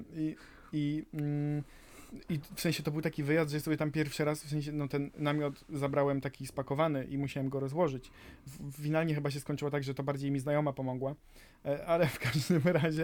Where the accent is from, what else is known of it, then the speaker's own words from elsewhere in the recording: Zagłębie, Silesian Voivodeship, Poland; to ja bardziej z Zagłębia